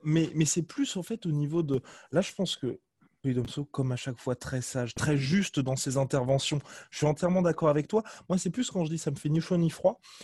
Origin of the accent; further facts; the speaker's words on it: France; en tant que Français